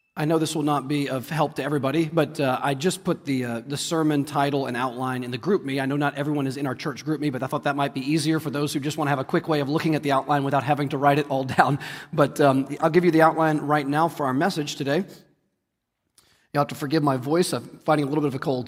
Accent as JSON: {"language": "English", "country": "United States", "said": "we as American Christians"}